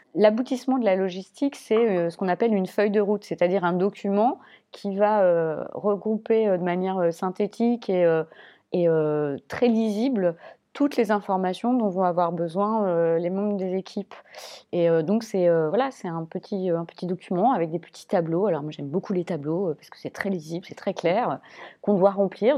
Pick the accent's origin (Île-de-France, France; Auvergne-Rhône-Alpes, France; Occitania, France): Auvergne-Rhône-Alpes, France; Clermont-Ferrand; Je viens de Clermont-Ferrand qui, à l'époque, était une ville plutôt orientée sur le théâtre